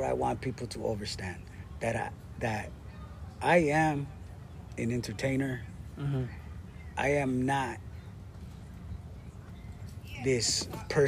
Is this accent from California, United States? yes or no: yes; La Puente, California, United States; my city where I grew up in La Puente